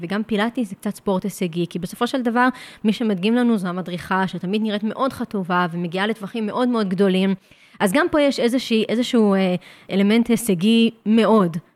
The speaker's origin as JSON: {"language": "Hebrew", "town": "Jerusalem", "region": "Jerusalem District", "country": "Israel", "tie": "born or raised there", "said": "גדלתי בתוך סטודיו להתאמנות מכשירים. להורים שלי יש סטודיו מאוד מאוד ותיק שנקרא פליק פלאק. Uh, כבר יותר מ-30 שנה בירושלים"}